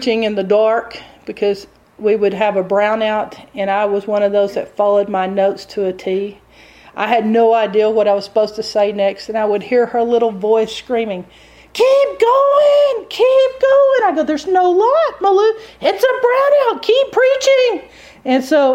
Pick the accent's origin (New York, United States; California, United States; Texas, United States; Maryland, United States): Texas, United States; accent: Texas